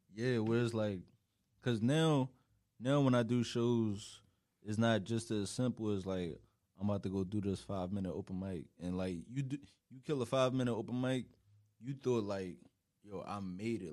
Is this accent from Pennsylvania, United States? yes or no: yes; Philadelphia, Pennsylvania, United States; moved away as an adult; now in New York, United States; I literally just been West Philly my whole life